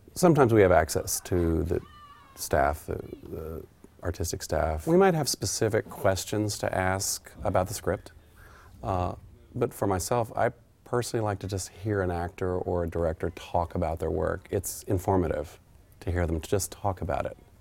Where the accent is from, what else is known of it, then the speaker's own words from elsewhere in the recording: Oklahoma, United States; It touches on my homeland. I'm from Oklahoma, actually.